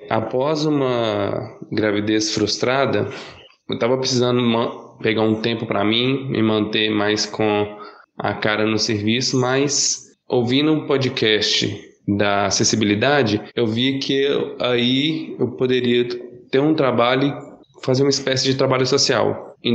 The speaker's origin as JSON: {"language": "Portuguese", "town": "Belo Horizonte", "region": "Minas Gerais", "country": "Brazil", "said": "sou de Minas Gerais, é, mais especificamente de Belo Horizonte."}